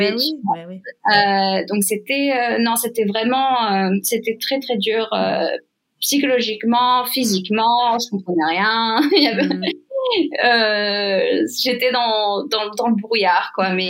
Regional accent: France; Donc déjà, en tant que Française, je voyais comment ça se passait en France

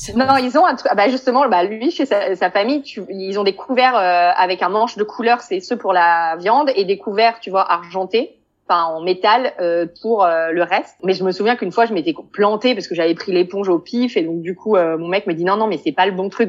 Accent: Paris, Île-de-France, France; moved away as an adult; now in Beersheba, Israel; je viens de Paris

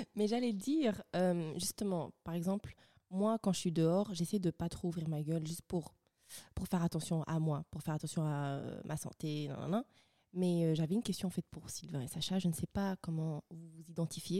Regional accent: Rwanda; je suis rwandaise

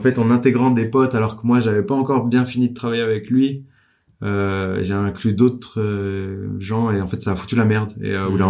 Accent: Dijon, Bourgogne-Franche-Comté, France; je viens de Dijon, euh, mon père est garagiste

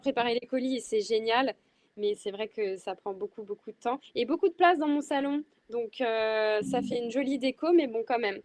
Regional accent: western France, France; je viens de l'ouest de la France

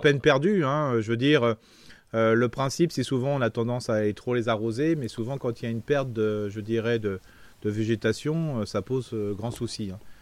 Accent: Alsace, Grand Est, France; chez nous en Alsace

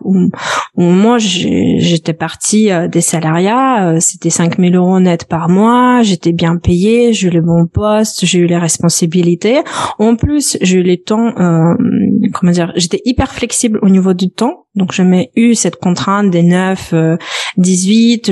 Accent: Belarus; French is a second language; moved away as an adult; also born or lived in Lithuania; now in France; je suis originaire, euh, originaire de Biélorussie. J'ai quitté mon pays natal à l'âge de 17 ans.

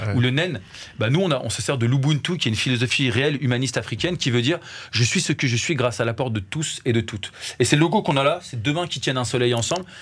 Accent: France; nous on, est né, on a grandi en France

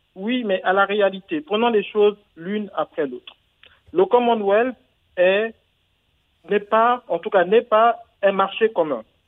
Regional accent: Gabon

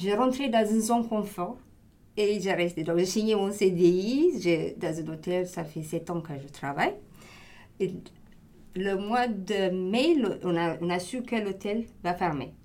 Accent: Ethiopia; French is a second language; moved away as an adult; now in Marseille, France; je suis née en Éthiopie et ça fait dix ans que j'habite en France

